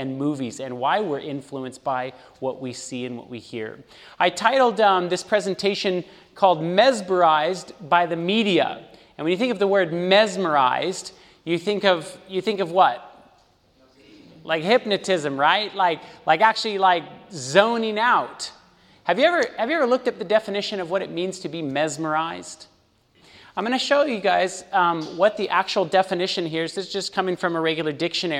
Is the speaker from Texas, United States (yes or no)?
no; California, United States; moved away as an adult; also born or lived in Los Angeles, California; now in Chattanooga, United States; I am actually from California, born and raised, lived in California my whole life